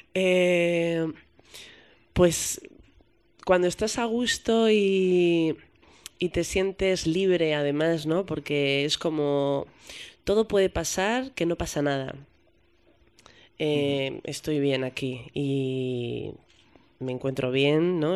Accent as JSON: {"language": "Spanish", "town": "Madrid", "region": "Community of Madrid", "country": "Spain", "said": "yo soy madrileña, como te he dicho al principio, ¿no? Entonces para mí tocar en las fiestas de mi pueblo, porque para mí Madrid es mi pueblo"}